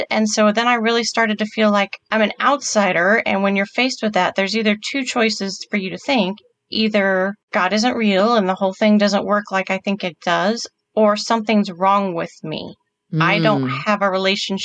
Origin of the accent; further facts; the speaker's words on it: the South, United States; I was raised in the South